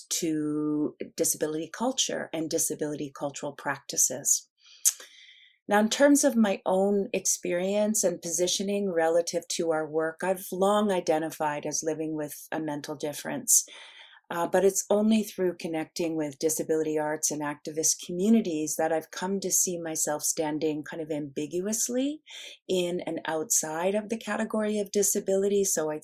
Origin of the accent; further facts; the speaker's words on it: Nova Scotia, Canada; I was born and raised in Mi'kma'ki, which is the traditional territories of the Mi'kmaq peoples, one of First Nations or original peoples on the land we currently call Canada, in the province that's currently called Nova Scotia.